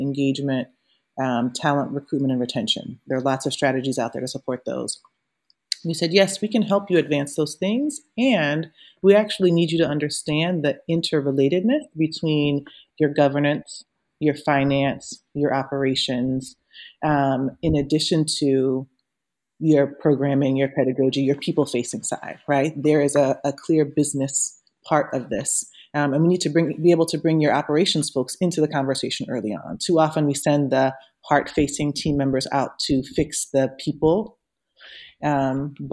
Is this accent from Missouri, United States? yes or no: no; Louisiana, United States; moved away as an adult; also born or lived in Ferguson / Long Beach / Connecticut / Brooklyn, New York; I'm from Louisiana. I started teaching in New Orleans when I was 17.